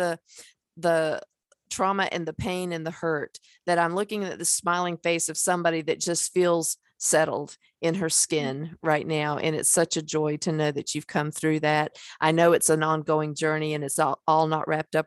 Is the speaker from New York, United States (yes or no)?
no; North Carolina, United States; I'm from North Carolina